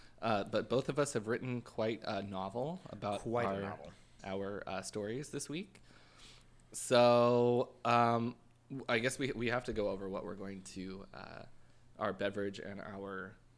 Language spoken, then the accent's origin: English; Canada; I'm from Canada.